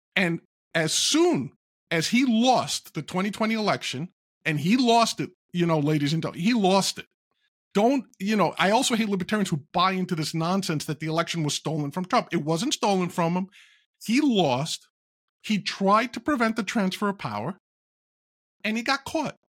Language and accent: English; New York City, New York, United States; growing up in New York, living in New York, growing up not too far from where he was born in Queens